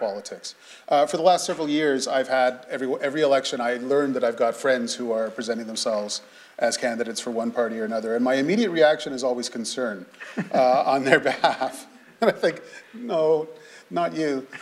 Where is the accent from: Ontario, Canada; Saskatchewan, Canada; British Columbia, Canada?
Ontario, Canada; Sarnia; from where I grew up in Sarnia